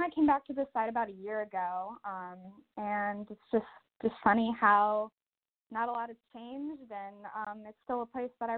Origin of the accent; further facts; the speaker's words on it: Wisconsin, United States; now in California, United States; I grew up in Wisconsin